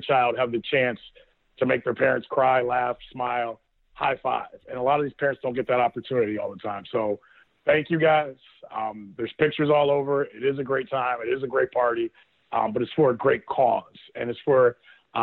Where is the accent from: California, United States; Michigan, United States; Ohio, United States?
Ohio, United States; Northeast; who we are as people from Northeast Ohio